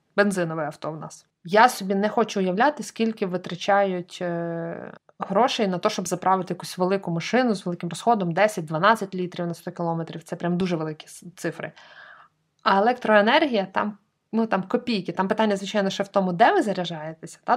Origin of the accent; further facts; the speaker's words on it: Lviv, Lviv Oblast, Ukraine; я як справжня львів'янка